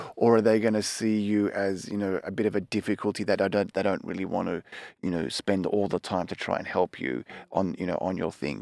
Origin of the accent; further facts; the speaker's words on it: Melbourne, Victoria, Australia; moved away as an adult; also born or lived in Nelson Bay, New South Wales; now in Tokyo, Japan; I'm Australian. Um, I was born in Melbourne, and, uh, when I was a teenager, my family moved to a small little coastal town called Nelson Bay.